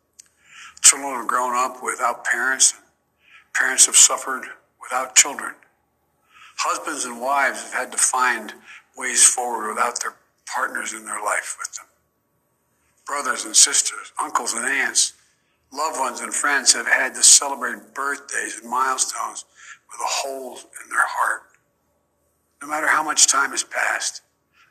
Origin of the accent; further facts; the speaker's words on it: Delaware, United States; my friend Davis, who I grew up with in Delaware.